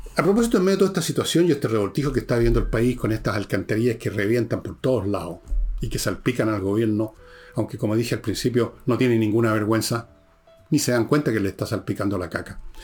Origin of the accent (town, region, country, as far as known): Chile